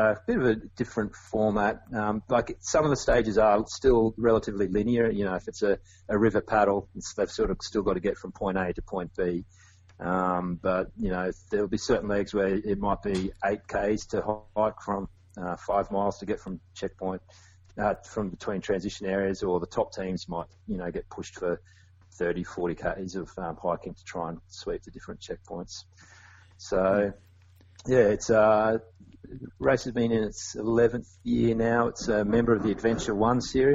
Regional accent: Australia; I'm an Australian adventure race

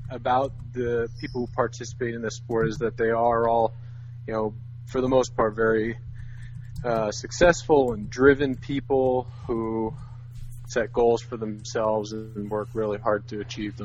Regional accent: New Jersey, United States; also born or lived in New York; I was born and raised in New Jersey

